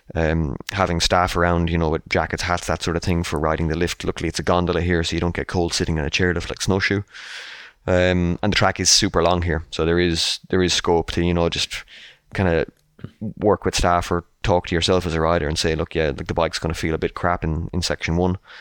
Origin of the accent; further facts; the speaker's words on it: Ireland; as an Irishman myself